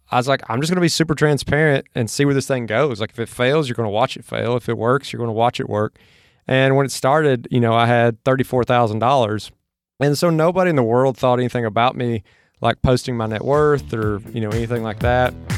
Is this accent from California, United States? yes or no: no; Mississippi, United States; now in Austin, United States; where I grew up in Mississippi from where I'm at now in Austin